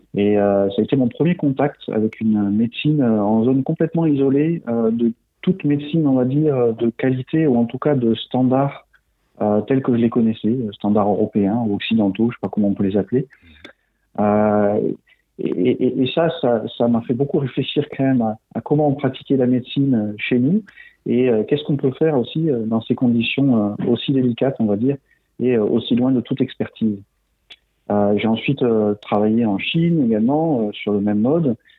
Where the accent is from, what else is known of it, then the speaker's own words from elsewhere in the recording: Toulouse, Occitania, France; moved away as an adult; j'ai été formé à la médecine à Toulouse, d'où je suis originaire